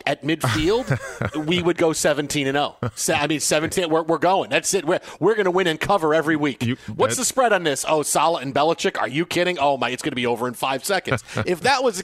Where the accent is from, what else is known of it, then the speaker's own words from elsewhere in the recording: New York, United States; Growing up in New York, my entire family, all my uncles, all Giants fans